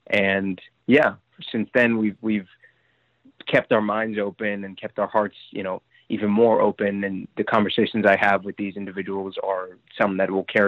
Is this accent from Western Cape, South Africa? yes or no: no; Johannesburg, Gauteng, South Africa; moved away as an adult; now in United States; I was born and raised in Johannesburg, South Africa. I spent 18 years of my life there. I moved here in 2018.